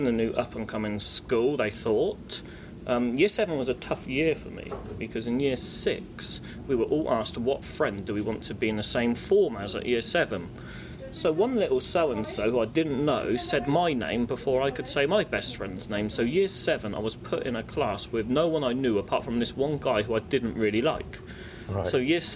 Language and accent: English; Reading, South East England, United Kingdom; I was born in Royal Berkshire Hospital in 1982